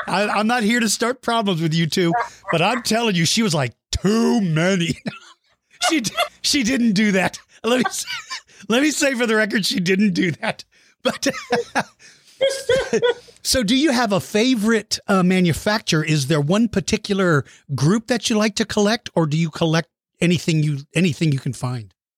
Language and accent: English; Texas, United States; also born or lived in Suitland, Maryland; I've lived here since I started the second grade. So this is the only second time that I've seen it snow in Texas.